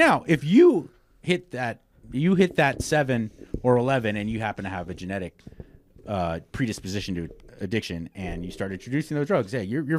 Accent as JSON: {"language": "English", "town": "Los Angeles", "region": "California", "country": "United States", "tie": "born or raised there", "moved": "as an adult", "lives_now": "Texas, United States", "said": "Born and raised in Los Angeles, California."}